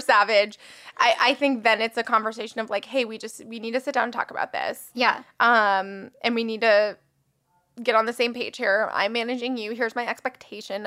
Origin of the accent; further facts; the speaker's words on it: West Palm Beach, Florida, United States; now in Los Angeles, United States; I moved to West Palm Beach, which is where my hometown is